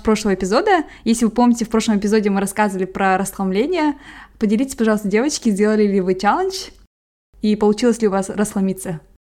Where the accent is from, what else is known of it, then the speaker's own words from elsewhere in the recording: Kazakhstan; я казашка